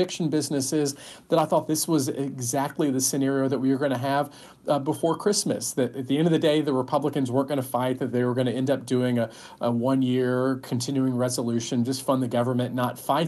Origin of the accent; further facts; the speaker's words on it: Texas, United States; moved away as an adult; I am from the Lone Star State. Full disclosure, it's been 20 years since I moved away